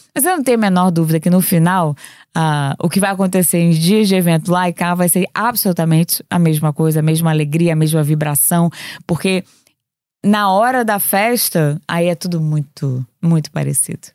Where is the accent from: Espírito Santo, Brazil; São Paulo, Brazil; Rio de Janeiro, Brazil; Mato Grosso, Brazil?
Rio de Janeiro, Brazil; now in Lisbon, Portugal; eu venho do Rio de Janeiro